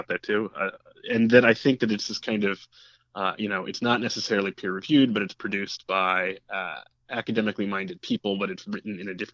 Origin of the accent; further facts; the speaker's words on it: Pittsburgh, Pennsylvania, United States; moved away as an adult; also born or lived in Washington, Pennsylvania; I'm from the city of Pittsburgh. I grew up in the East End of the city and, you know, spent 18 years of my life there